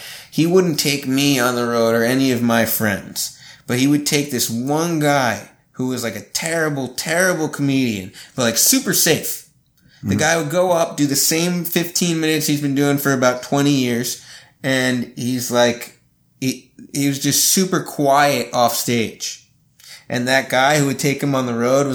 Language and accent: English; New York, United States; moved away as an adult; also born or lived in Montreal / Nashville; I'm from New York